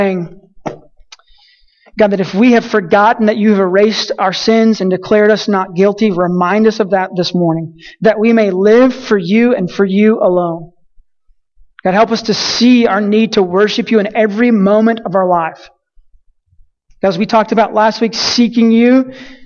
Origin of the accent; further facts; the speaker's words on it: Colorado City, Texas, United States; moved away as an adult; I grew up in a little small town named Colorado City